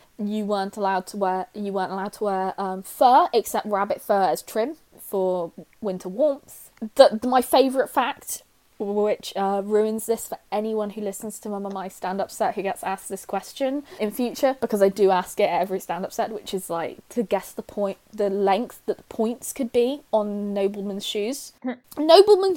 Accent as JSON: {"language": "English", "area": "Cornwall", "region": "South West England", "country": "United Kingdom", "said": "I'm Cornish"}